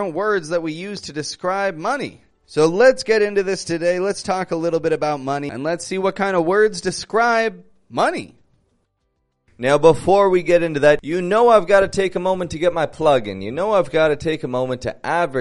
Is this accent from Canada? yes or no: yes; Toronto, Ontario, Canada; moved away as an adult; now in Mexico; I'm from Toronto, Canada, living in Mexico at the moment